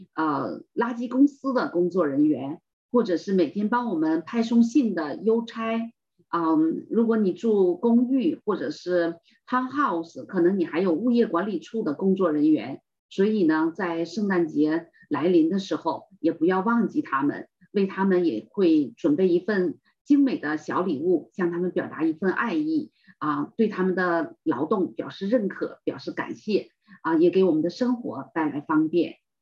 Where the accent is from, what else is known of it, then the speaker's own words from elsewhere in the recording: China; 我们中国人